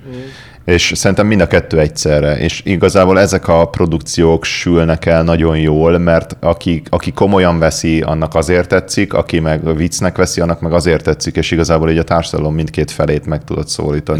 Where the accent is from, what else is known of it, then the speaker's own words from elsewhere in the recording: Budapest, Hungary; ugye én a nyolcadik kerületben nőttem fel